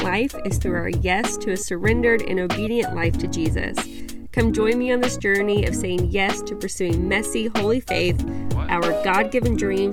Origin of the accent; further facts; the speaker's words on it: Bible Belt America, United States; I grew up in the Methodist Church in Bible Belt America